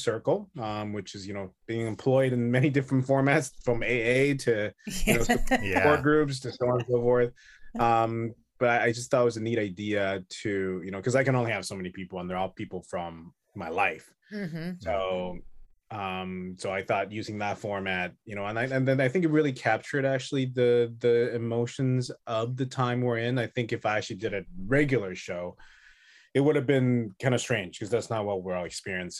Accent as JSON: {"language": "English", "country": "Canada", "said": "I'm in Vancouver, British Columbia, actually. I'm Canadian, so I'm in Canada now."}